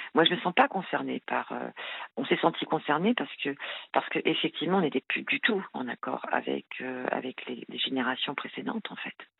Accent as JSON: {"language": "French", "country": "France", "tie": "born or raised there", "said": "je suis française, hein, née, en France, euh, issue d'un parent, euh, d'un père français et d'une mère marocaine"}